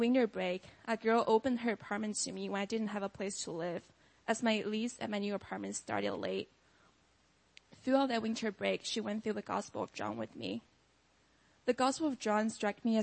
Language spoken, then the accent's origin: English; China; moved away as an adult; now in United States; I grew up in China as the only child in an atheist family